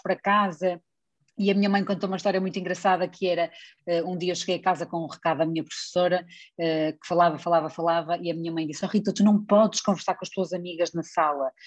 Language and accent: Portuguese; Espinho, Norte, Portugal; accent: Northern; jornal local da minha terra onde eu vivo, que é a Defesa de Espinho